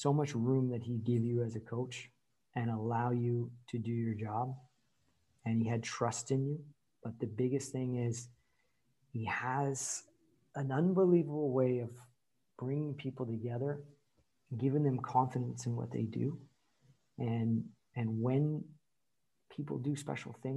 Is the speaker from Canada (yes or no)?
yes; Courtice, Ontario, Canada; also born or lived in Saint-Bruno, Quebec, Canada; when we moved to Curtis, Ontario, which is, you know, it's a 9-iron to Oshawa. It's just right on the border of it. So I grew up, you know, in that area.